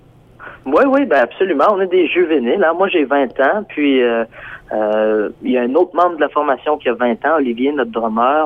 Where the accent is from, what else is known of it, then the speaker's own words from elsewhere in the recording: Port-Cartier, Quebec, Canada; le groupe, on vient de Port-Cartier sur la côte nord